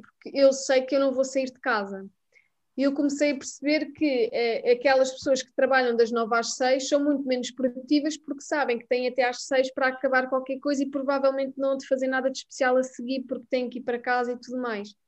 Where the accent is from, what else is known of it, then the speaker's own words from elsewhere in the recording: Mem Martins, Lisbon, Portugal; vim de Mãe Martins